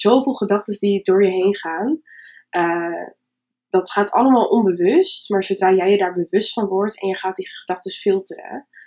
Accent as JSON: {"language": "Dutch", "town": "Winsum", "region": "Groningen", "country": "Netherlands", "said": "Ik kom uit Winsum. Dat is ook ergens hoog in Nederland, boven Groningen"}